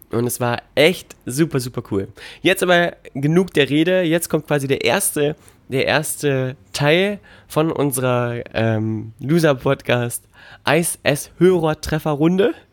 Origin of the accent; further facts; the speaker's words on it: Magdeburg, Saxony-Anhalt, Germany; Äh, ja, ich bin aus Magdeburg.